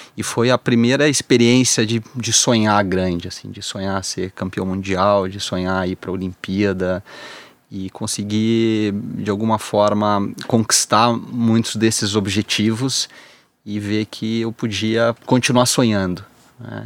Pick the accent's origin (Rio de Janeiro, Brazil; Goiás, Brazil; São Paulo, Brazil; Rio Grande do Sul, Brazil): Rio Grande do Sul, Brazil; eu sou gaúcho